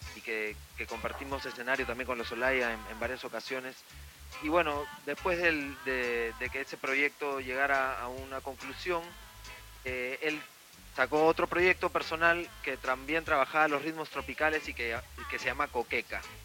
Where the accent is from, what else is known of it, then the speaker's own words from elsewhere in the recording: Lima, Peru; volvemos a, Perú, volvemos a nuestra ciudad de Lima